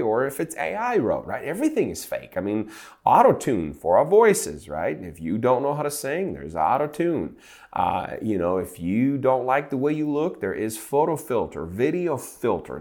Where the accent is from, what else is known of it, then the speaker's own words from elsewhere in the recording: Ukraine; now in Santa Rosa Beach, United States; I grew up in Ukraine, and in nineteen eighties, I was a child of eighties